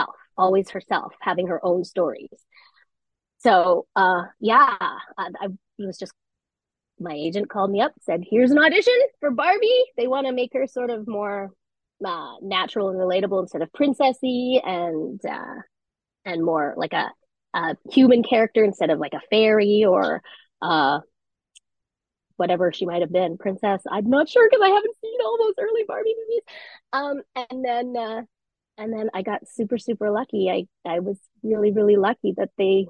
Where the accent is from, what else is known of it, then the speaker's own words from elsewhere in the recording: Vancouver, British Columbia, Canada; moved away as an adult; also born or lived in New York; I came home because Vancouver's my hometown